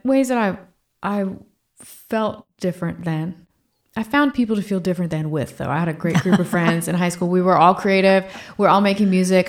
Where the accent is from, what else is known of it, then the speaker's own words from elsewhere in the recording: Fredericksburg, Virginia, United States; moved away as an adult; also born or lived in Boston; my parents moved back to Virginia. where they made their home and where I grew up in the same room in the same house till I went to college